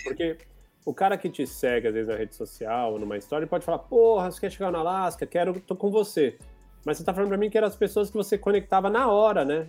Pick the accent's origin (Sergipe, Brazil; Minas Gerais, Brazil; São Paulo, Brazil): São Paulo, Brazil; moved away as an adult; now in Portugal; porque eu sou de São Paulo